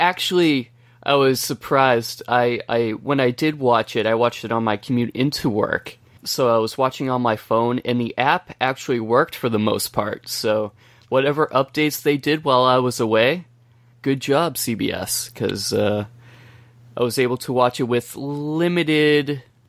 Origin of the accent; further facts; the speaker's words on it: United States; because I'm American and everything I have is American